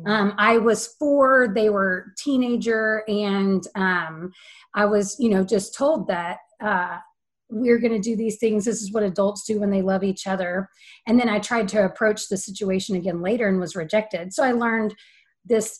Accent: Central Texas, United States; I was born and raised in Central Texas

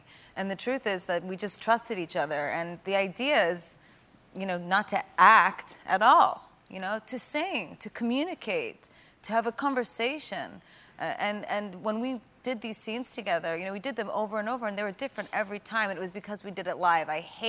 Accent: East Coast, United States; And we're both Italian and we're from the East Coast, so, you know, that's what you do.

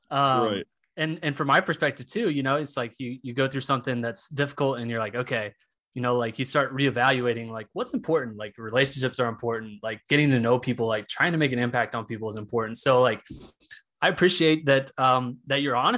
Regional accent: Tulsa, Oklahoma, United States; I'm from Tulsa

